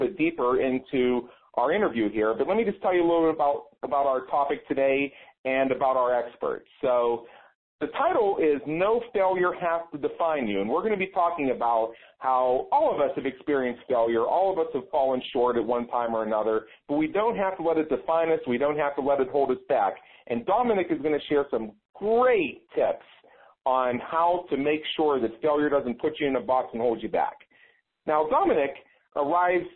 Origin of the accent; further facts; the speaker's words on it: Pittsburgh, Pennsylvania, United States; moved away; I'm originally from Pittsburgh